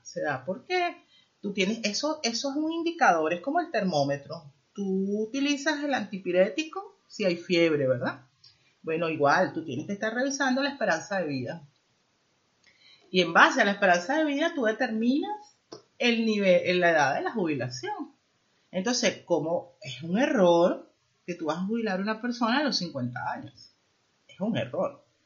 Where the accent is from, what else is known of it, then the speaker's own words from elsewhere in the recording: Venezuela; moved away as an adult; now in Spain; yo salí de mi país yo soy venezolana